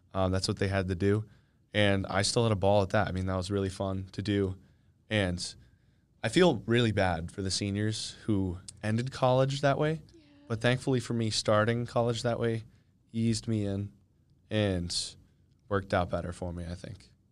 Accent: Kennett Square, Pennsylvania, United States; moved away as an adult; I'm from, um, Kennett Square, Pennsylvania.

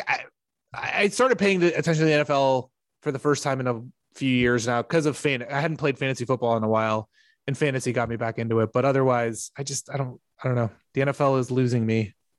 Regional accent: the South, United States; also born or lived in Tennessee; growing up in the South

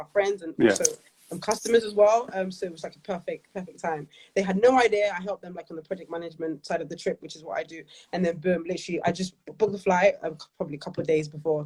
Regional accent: London, United Kingdom; I grew up in Peckham, one of five, the youngest. Born and raised, as I said, in Peckham. Always lived in South London.

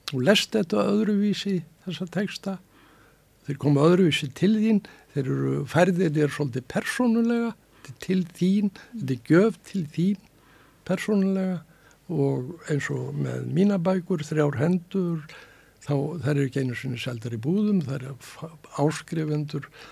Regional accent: Reykjavík, Capital Region, Iceland; Ég fættur og uppalinn í bakhúsi við Bergstæðastrætið

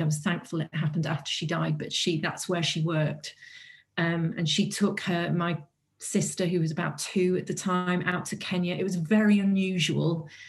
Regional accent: North Wales, United Kingdom; I'm from North Wales

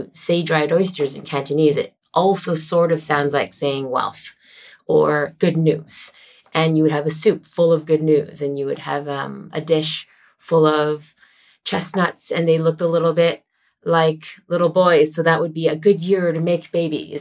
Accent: Canada; I grew up in Canada, but I do have a Chinese background

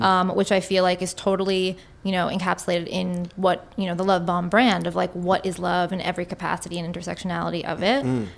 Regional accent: New York City, New York, United States; I'm born here.

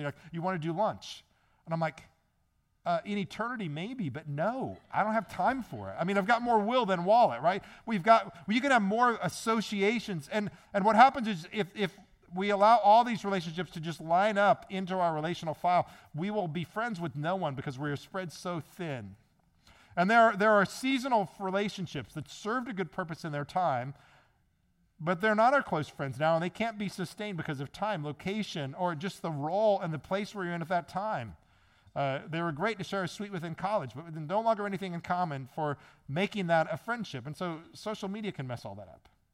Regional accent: Midwest, United States; moved away; also born or lived in Maryland; I'm from the Midwest

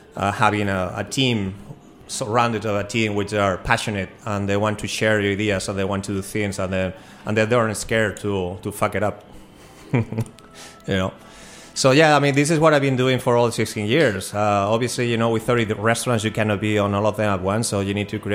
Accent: Spain; now in Washington, DC, United States; I'm an immigrant from Spain, but always felt like DC, you know, was my home

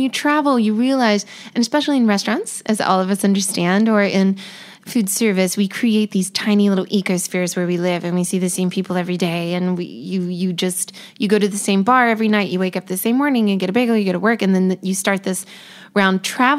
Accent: North Carolina, United States; also born or lived in Hawaii / District of Columbia, United States / Belgium; So I had a home with my mom. My parents weren't together, but so I grew up in North Carolina, I would say, but I was lucky enough to move to Hawaii and DC and Belgium

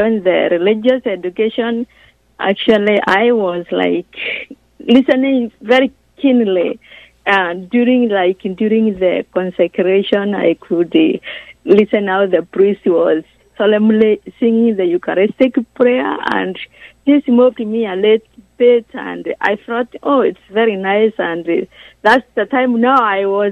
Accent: Kenya; moved away; I'm from Kenya, from the diocese of Nairobi, and I am from the family of 10

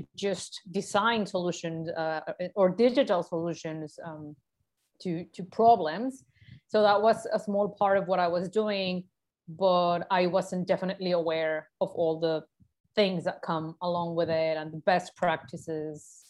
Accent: Mexico; moved away as an adult; now in Germany; Mexico, my home country.

